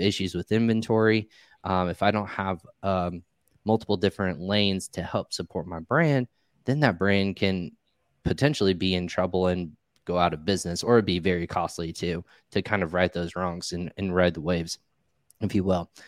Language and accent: English; Indiana, United States; moved away as an adult; also born or lived in Richmond, Virginia; I grew up in the Midwest here in Indiana. I'm actually back here now